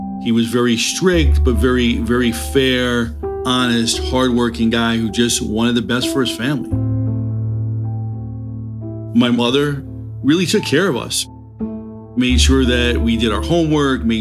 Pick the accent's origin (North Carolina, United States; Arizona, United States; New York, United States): New York, United States; New York City; I grew up in Harlem, right on the Harlem-Washington Heights border on Riverside Drive